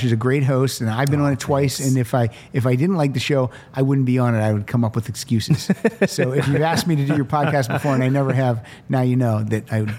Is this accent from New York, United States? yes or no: no; Pennsylvania, United States; I grew up in Pennsylvania.